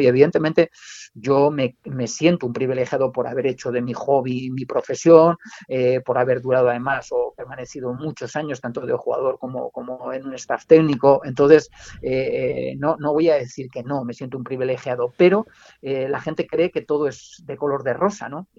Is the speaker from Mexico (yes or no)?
no; Navarre, Spain; mi tierra, eh, que es la, la Irati